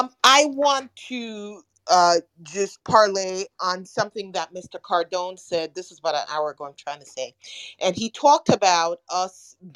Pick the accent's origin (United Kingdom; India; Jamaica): Jamaica; now in United States; I'm Jamaican. I am Pan-Africanist.